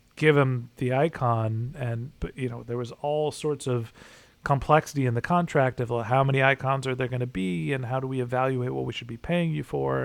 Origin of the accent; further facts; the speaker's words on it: California, United States; moved away as an adult; also born or lived in Boston / Orange County / Dallas, Texas; I'm a kid from California, then went to school in Boston